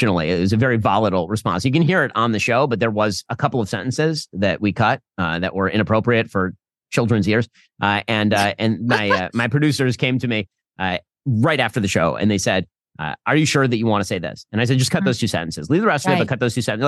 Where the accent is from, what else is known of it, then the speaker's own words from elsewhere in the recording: United States; I'm from America